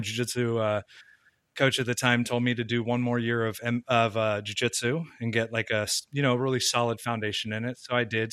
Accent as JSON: {"language": "English", "region": "Southern California", "country": "United States", "tie": "born or raised there", "said": "grew up in Southern California"}